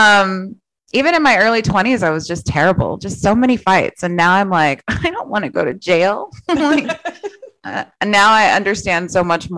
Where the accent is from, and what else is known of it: San Antonio, Texas, United States; born or raised there; also born or lived in Laredo, Texas